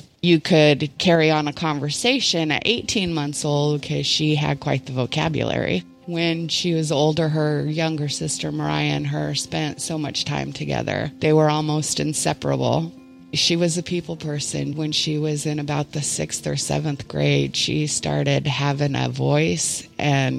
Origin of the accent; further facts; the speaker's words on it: Oregon border, Northern California, United States; moved away as an adult; also born or lived in Bangor, Maine / Los Angeles, California; now in Maine, United States; I was born in Bangor, moved to LA when I was two. lived out in Southern California for about 7-8 years, and then we moved to Northern California, Oregon border. And I grew up there